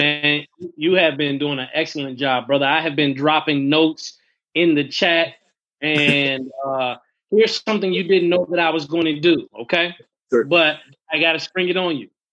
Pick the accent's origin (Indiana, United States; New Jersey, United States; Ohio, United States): Indiana, United States; Fort Wayne; moved away; also born or lived in North Carolina; I was home in Fort Wayne